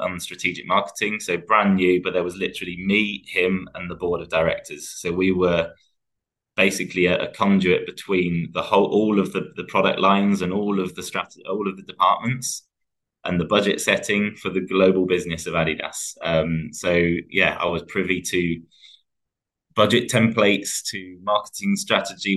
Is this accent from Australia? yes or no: no; England, United Kingdom; especially being English